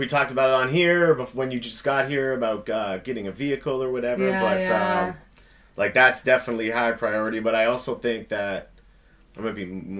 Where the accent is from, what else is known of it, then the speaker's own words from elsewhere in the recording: Toronto, Ontario, Canada; also born or lived in British Columbia; now in Mississauga, Canada; I was born in Toronto. You know, I lived in Toronto for a long time.